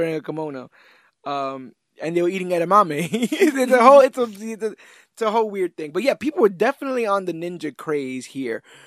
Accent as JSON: {"language": "English", "region": "New York", "country": "United States", "also_born_or_lived": "Oklahoma / Texas", "said": "we have a distinctively different outlook because we're from New York"}